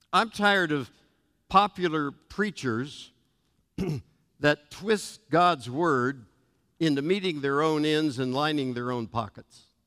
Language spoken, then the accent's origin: English; United States; I'm an American by birth, a Christian by second birth, a Nazarene by choice and conviction